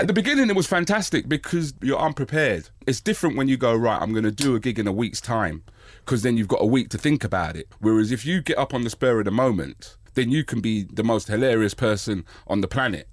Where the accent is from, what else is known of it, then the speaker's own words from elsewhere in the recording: United Kingdom; I'm black British and I'm born here